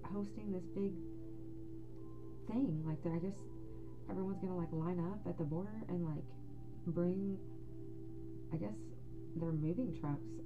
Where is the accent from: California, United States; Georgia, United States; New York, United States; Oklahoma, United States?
Oklahoma, United States; Guthrie; I was born and raised in Guthrie.